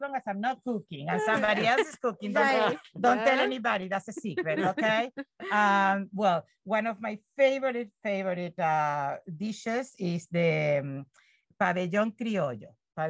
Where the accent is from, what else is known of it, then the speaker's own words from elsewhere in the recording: Venezuela; moved away; also born or lived in Chile; I was born in Chile and raised in Venezuela.